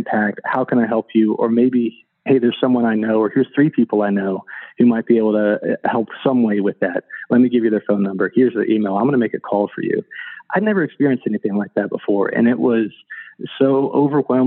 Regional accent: Northern Virginia, United States; moved away as an adult; also born or lived in North Carolina / outside Washington, D.C.; Originally, I grew up in Northern Virginia, and I'd spent most of my life in Virginia or North Carolina

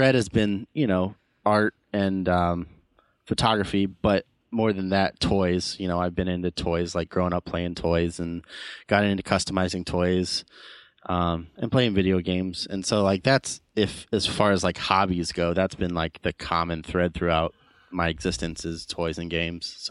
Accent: Mansfield, Ohio, United States; also born or lived in Canton, Ohio; I'm from Mansfield, Ohio, which is like center of the state

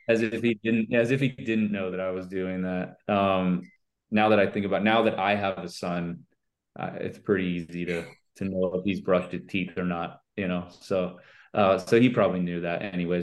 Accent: Vero Beach, Florida, United States; vero beach where i grew up

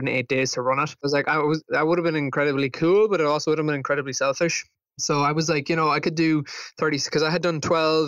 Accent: Ireland; being an Irish person, I mean, our country is so small

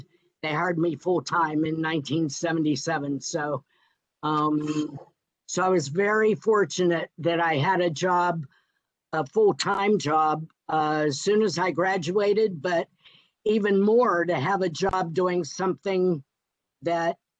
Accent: Pittsburgh, Pennsylvania, United States; my hometown

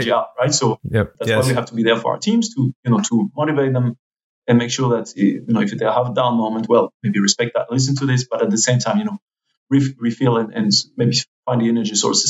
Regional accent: France; now in Switzerland; my home country, France

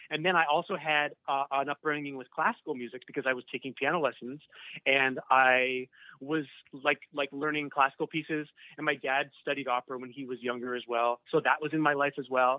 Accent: Burlington, Ontario, Canada; growing up in Burlington

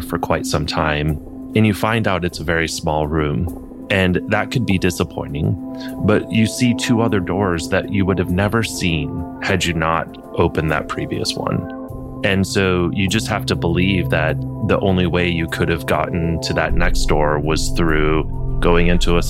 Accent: Flint, Michigan, United States; I grew up in Flint, Michigan

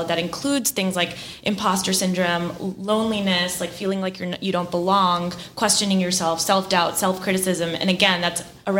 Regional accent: Bay Area, California, United States; moved away as an adult; I'm originally from the Bay Area and grew up there

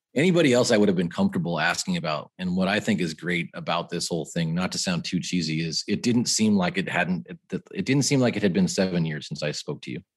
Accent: San Francisco Bay Area, California, United States; moved away as an adult; also born or lived in Santa Clara, California; now in Arizona, United States; I'm from the San Francisco Bay Area

